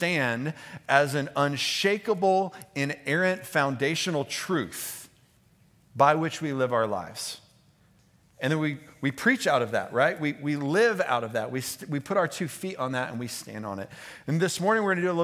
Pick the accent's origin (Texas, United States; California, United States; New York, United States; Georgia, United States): Texas, United States; Houston; moved away; I grew up in Texas, in Houston